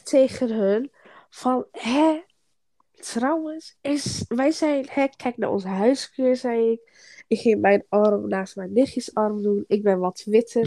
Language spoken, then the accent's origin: Dutch; Groningen, Netherlands; Ik kom uit Groningen